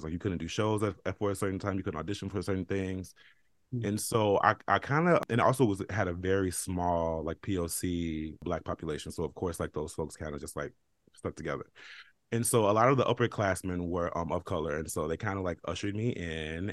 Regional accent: Chicago, Illinois, United States; now in New York, United States; I'm from Chicago

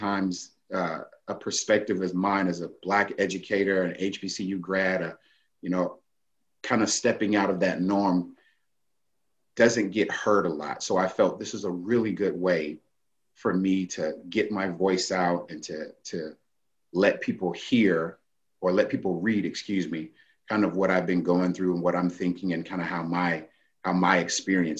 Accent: Daytona Beach, Florida, United States; I grew up in Daytona Beach

